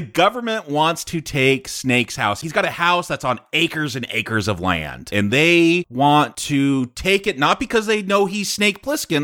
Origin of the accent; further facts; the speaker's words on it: California, United States; I'm from California